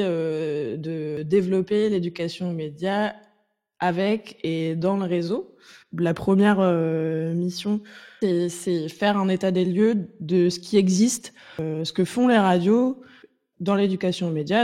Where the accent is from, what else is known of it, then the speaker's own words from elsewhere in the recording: Nantes, Pays de la Loire, France; je viens de Nantes, euh, donc j'ai grandi en écoutant une radio associative